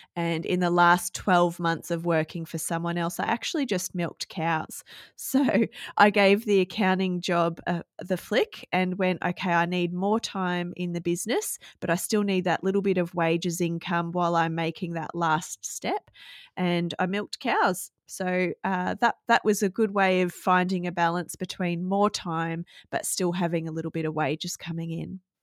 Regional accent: Gold Coast, Queensland, Australia; moved away as an adult; now in Cohuna, Australia; I was born and bred on the Gold Coast and lived there for my, the first thirty years of my life

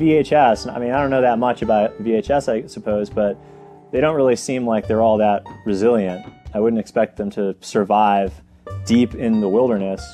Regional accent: New Hampshire, United States; growing up in New Hampshire

